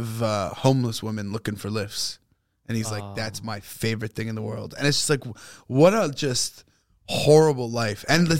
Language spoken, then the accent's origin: English; Canada; also born or lived in Montreal; We're Canadian.